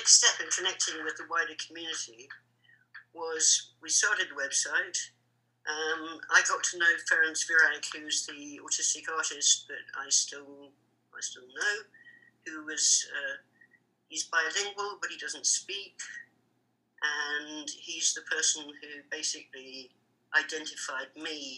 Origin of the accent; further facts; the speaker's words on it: London, United Kingdom; I grew up in Hampstead